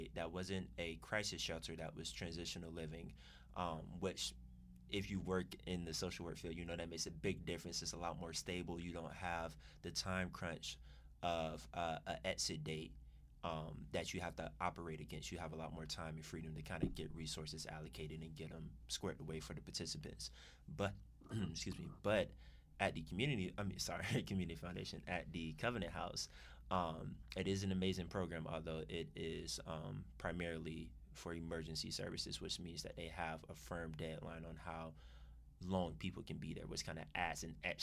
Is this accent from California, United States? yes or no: no; Orlando, Florida, United States; moved away as an adult; also born or lived in New York City; now in Atlanta, United States; Originally, I'm from Orlando, Florida